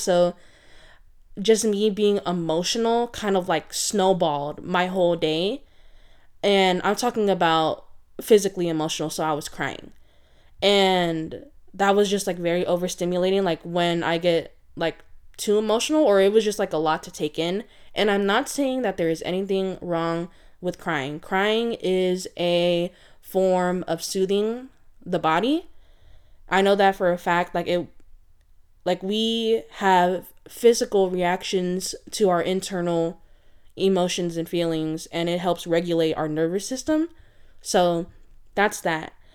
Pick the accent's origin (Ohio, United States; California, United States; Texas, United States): California, United States; San Francisco Bay Area; I am from the San Francisco Bay Area